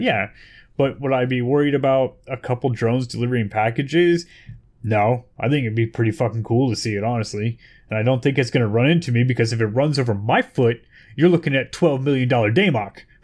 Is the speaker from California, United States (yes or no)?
yes; Bay Area, California, United States; I'm from the Bay Area, California